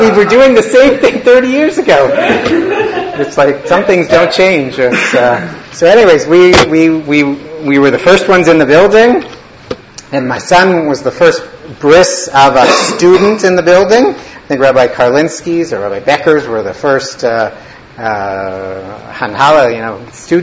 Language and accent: English; Winnipeg, Manitoba, Canada; moved away as an adult; also born or lived in Toronto; I grew up in Winnipeg, Manitoba, Canada